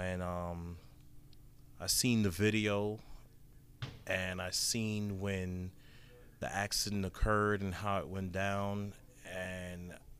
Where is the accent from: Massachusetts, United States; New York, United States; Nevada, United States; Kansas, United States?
New York, United States; New York City; now in Orlando, United States; Me growing up in Brooklyn, New York, and playing basketball for mostly all my life as a teen